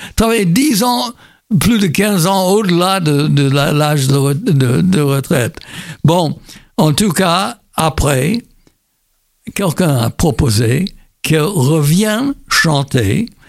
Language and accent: French; Indiana, United States; moved away; j'étais pas d'Indianapolis, moi je suis de, la Bourse, quoi, mais euh, c'est la capitale d'Indiana, mon état.